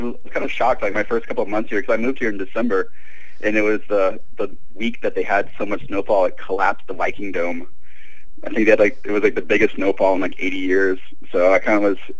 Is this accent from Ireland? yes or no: no; southern Mexico, Mexico; also born or lived in Louisiana, United States / Springfield, Missouri, United States; now in Minneapolis, United States; So, yeah, but I grew up in southern Mexico, so kind of everywhere.